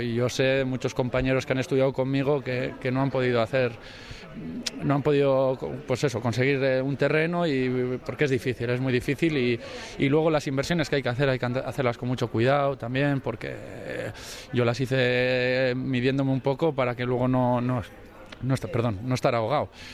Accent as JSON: {"language": "Spanish", "town": "Bilbao", "region": "Basque Country", "country": "Spain", "also_born_or_lived": "Orduña", "said": "soy de Bilbao"}